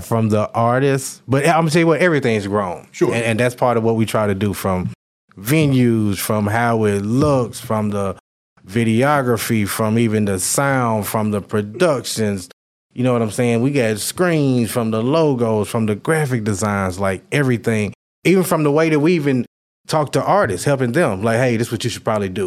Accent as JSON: {"language": "English", "town": "Conway", "region": "Arkansas", "country": "United States", "tie": "born or raised there", "also_born_or_lived": "Little Rock, Arkansas", "moved": "as an adult", "said": "being in my hometown of Conway"}